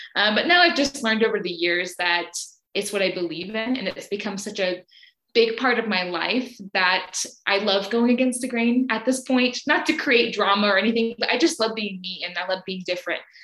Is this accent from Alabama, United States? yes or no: yes; Alabama, United States; now in Brazil; I am from Alabama in the US